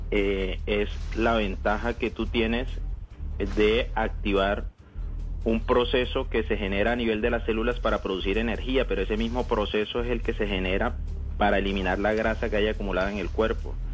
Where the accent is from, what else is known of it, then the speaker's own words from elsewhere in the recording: Cartagena, Bolívar, Colombia; moved away as an adult; also born or lived in Barranquilla; now in Cali, Colombia; Yo estoy en Cali. Yo soy cartagenero.